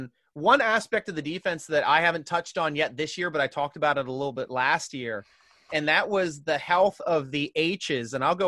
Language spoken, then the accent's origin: English; Philadelphia area, Pennsylvania, United States; I'm from the Philly area